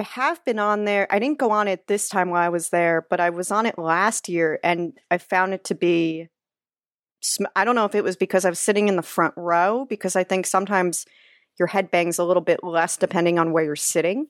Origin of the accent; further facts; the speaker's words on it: New Jersey, United States; I'm from Jersey, uh, which is near Six Flags Great